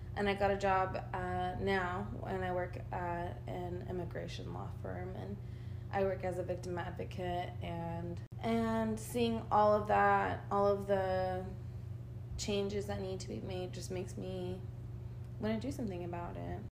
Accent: Argentina; now in United States; I was born in Argentina. I'm an immigrant, my mom, and I came here in the year 2000.

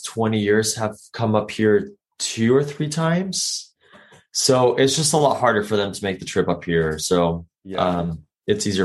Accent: Colombia; now in San Diego, United States; born and raised in Colombia, down in South America

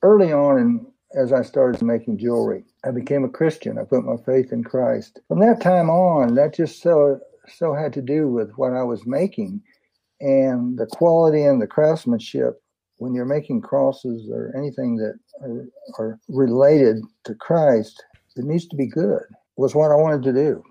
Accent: San Antonio, Texas, United States; I was born in San Antonio, 1948

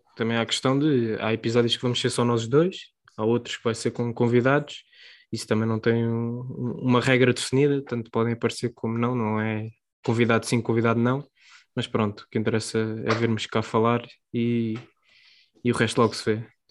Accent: Portugal; nós somos portugueses

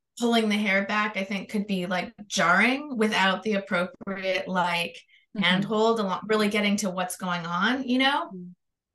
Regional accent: Canada; now in Los Angeles, United States; I'm Canadian, but I live in Los Angeles.

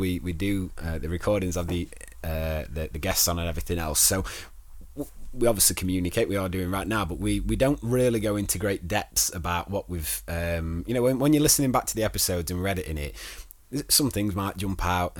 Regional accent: East Midlands, United Kingdom; It's like me saying I'm from Derbyshire.

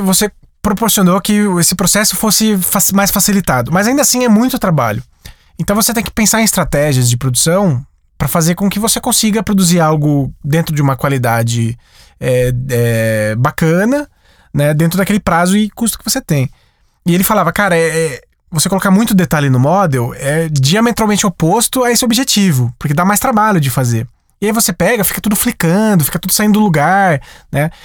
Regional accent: Sumaré, São Paulo, Brazil; Na minha cidade, eu sou de Sumaré, interior de São Paulo.

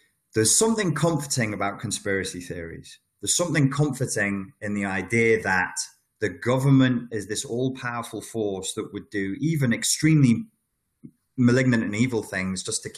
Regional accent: United Kingdom; I'm British

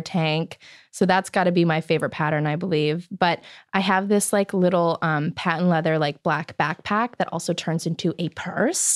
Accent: Chicago, Illinois, United States; now in Los Angeles, United States; I'm from Chicago

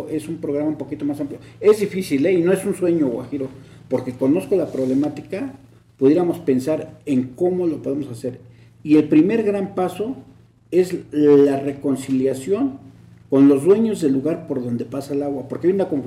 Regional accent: Mexico City, Mexico; Yo soy nativo de San Jerónimo aquí nací

